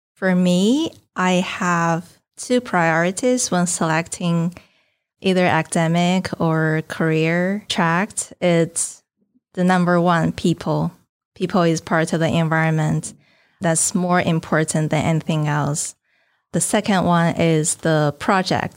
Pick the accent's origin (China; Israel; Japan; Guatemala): China; northern China; moved away as an adult; now in New Orleans, United States; My hometown is in the north of China